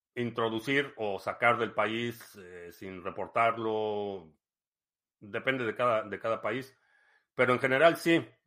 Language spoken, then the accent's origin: Spanish; Mexico City, Mexico; crecí en la Ciudad de México